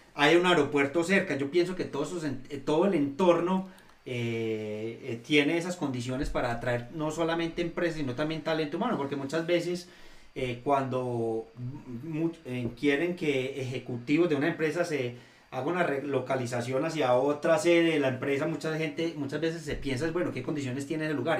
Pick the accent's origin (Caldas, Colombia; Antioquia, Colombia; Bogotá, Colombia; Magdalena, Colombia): Antioquia, Colombia; Eastern; nosotros, los orientales, los que somos de este territorio